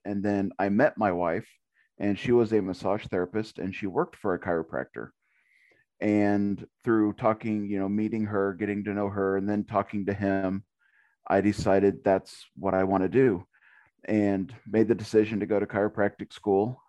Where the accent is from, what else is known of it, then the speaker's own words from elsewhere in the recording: Little River, Kansas, United States; born and raised in Little River.